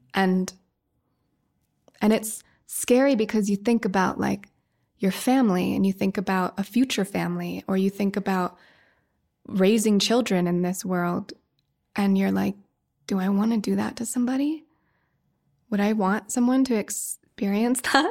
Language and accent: English; Woody Creek, Colorado, United States; I grew up in Woody Creek, right near Hunter.